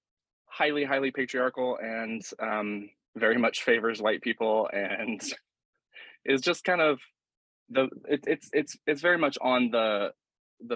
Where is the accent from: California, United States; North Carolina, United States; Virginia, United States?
North Carolina, United States; Asheville; I grew up in Western North Carolina, and in Asheville and outside of Asheville